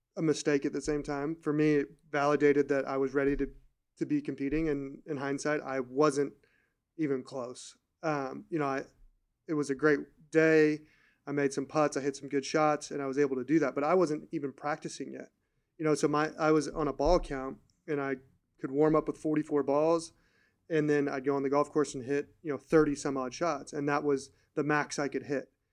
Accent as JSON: {"language": "English", "region": "California", "country": "United States", "tie": "born or raised there", "said": "I grew up in California"}